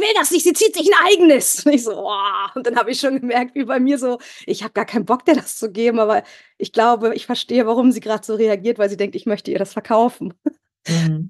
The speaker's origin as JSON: {"language": "German", "region": "Northern Germany", "country": "Germany", "moved": "as an adult", "lives_now": "Bavaria, Germany", "said": "Ich komme ursprünglich aus Norddeutschland"}